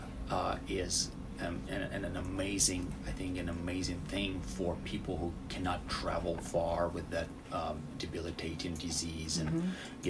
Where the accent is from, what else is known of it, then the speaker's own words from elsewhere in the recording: Russia; English is a second language; moved away as an adult; also born or lived in Louisville, United States; now in United States; I'm originally from Russia. I did my medical school there, and then I came to the United States